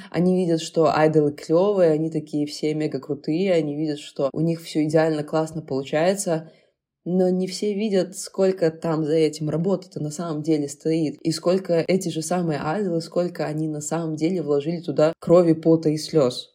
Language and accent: Russian; Belarus; мы как белорусы